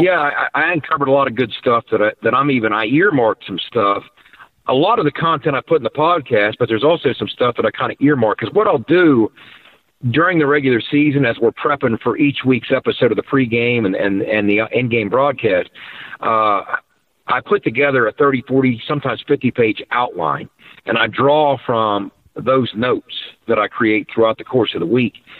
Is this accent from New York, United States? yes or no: no; Davis, West Virginia, United States; Davis, West Virginia, and beautiful Tucker County, West Virginia